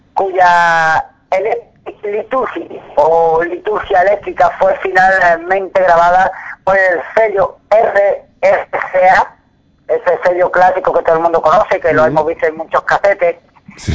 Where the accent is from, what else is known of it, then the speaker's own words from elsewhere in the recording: Spain; como nosotros somos españoles